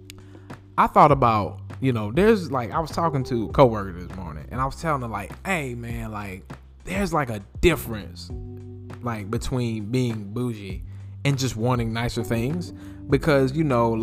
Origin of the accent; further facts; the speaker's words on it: Greensboro, North Carolina, United States; I am from Greensboro, North Carolina